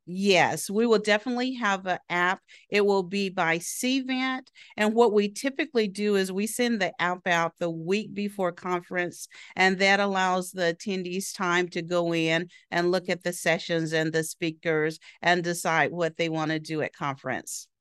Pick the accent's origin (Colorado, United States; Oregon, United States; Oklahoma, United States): Oklahoma, United States; Southeastern; moved away as an adult; also born or lived in Florida; I was born and raised in Oklahoma, a small town in Tallahassee, Southeastern Oklahoma